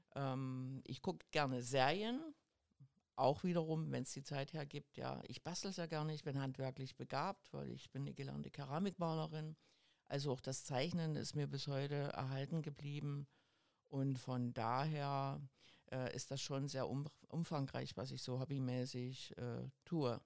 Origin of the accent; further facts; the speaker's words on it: GDR, East Germany, Germany; also born or lived in Bischofswerda / Schwedt an der Oder / Potsdam / Dresden; ich bin in der DDR groß geworden